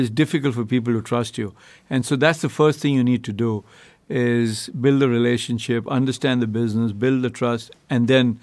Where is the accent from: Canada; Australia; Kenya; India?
India; moved away as an adult; now in United States; I grew up in India. You know, I've now been in the U.S. 22 years